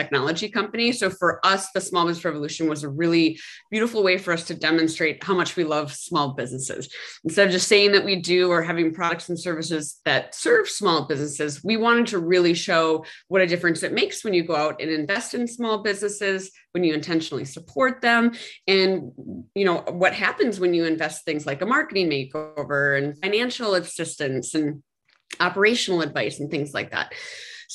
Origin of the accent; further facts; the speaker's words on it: Midwest, United States; I'm from the Midwest